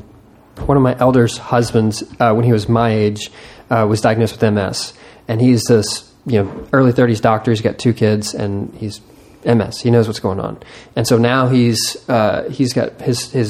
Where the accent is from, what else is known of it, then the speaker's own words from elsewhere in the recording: Texas, United States; I'm Texan